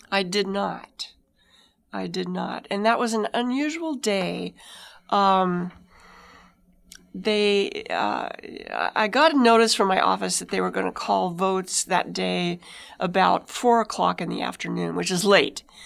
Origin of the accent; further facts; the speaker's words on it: White Mountains, Apache Reservation, Arizona, United States; I grew up in the White Mountains on the Apache Reservation where alcohol wasn't legal, and then we moved to a Mormon community and nobody drank.